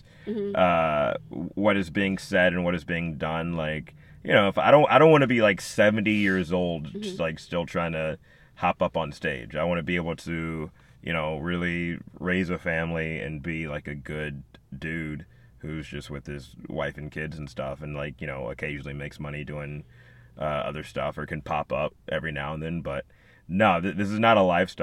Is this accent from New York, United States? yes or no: no; Birmingham, Alabama, United States; also born or lived in Chicago; now in Los Angeles, United States; my hometown of Birmingham, Alabama